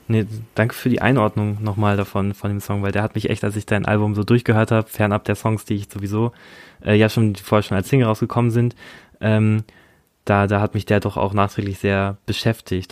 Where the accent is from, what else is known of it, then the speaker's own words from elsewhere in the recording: Germany; now in Berlin, Germany; Ich bin auch ein Kleinstadtjunge. Ich komme aus der Nähe von, von Hamburg, von, von, von so einer Kleinstadt